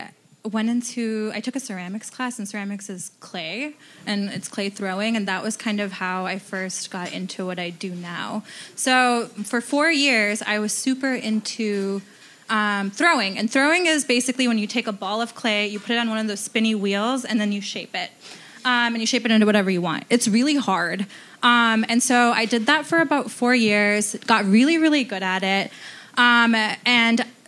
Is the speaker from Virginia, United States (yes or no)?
no; Ohio, United States; also born or lived in Detroit, Michigan / Marysville, Ohio; I moved to Ohio when I was about 13, learned to drive there